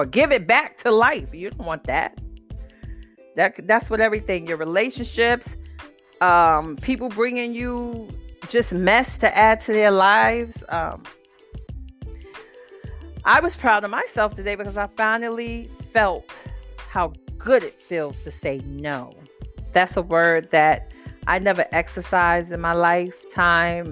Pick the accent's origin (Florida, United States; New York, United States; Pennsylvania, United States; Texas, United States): New York, United States; New York City; I'm from the Bronx